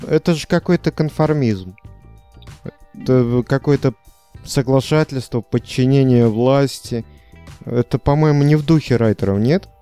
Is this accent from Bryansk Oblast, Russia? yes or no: yes; Unecha, Bryansk Oblast, Russia; моего родного города Унеча